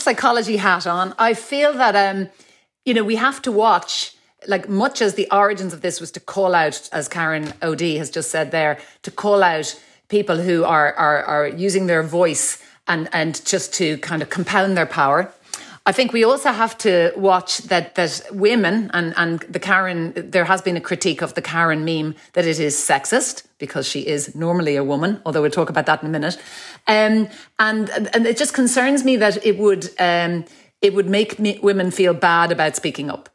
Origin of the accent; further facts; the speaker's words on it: Ireland; as Irish people